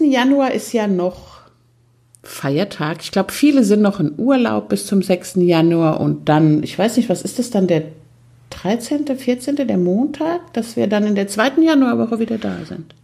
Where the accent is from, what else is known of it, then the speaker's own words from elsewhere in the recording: Austria; bei uns in Österreich wird das Wort Haflinger mit langem A ausgesprochen